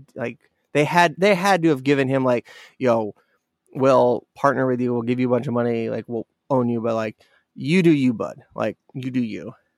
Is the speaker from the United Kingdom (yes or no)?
no; Alaska, United States; growing up in Alaska